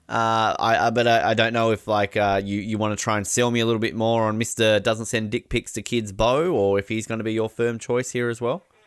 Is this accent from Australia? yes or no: yes; Australia; we're Australian